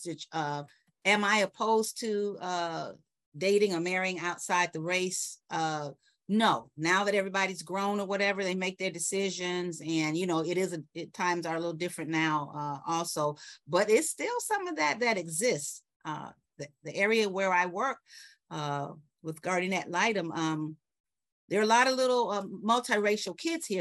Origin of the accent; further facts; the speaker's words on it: Chicago, Illinois, United States; also born or lived in New York / Atlanta; now in Florida, United States; I'm born and raised in Chicago. I've lived in New York. I've lived in Atlanta.